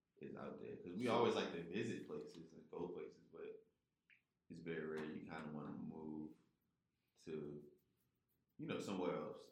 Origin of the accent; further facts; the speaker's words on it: Virginia, United States; now in Atlanta, United States; I'm from Virginia. But it was a place I grew up